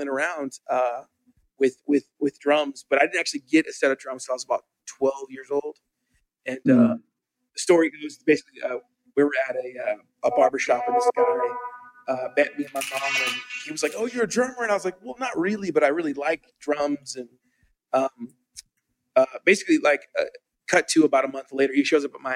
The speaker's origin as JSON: {"language": "English", "town": "Tulsa", "region": "Oklahoma", "country": "United States", "tie": "born or raised there", "said": "I grew up in Tulsa, Oklahoma. My mom and I moved there when I was a little baby"}